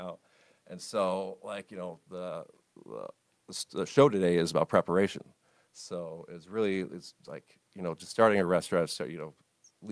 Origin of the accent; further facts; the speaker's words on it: Oak Park, Illinois, United States; I grew up in Oak Park